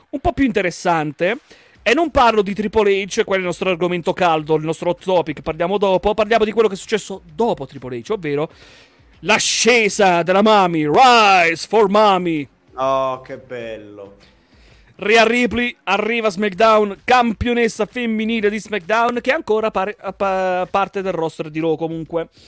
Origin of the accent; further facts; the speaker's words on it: Zermatt, Valais, Switzerland; io sono di Zarmat, Canton Vallese. Se conosci la zona, come fai? Non conosci la zona. Sto buco di paese lo conoscono tutti quanti alla fine.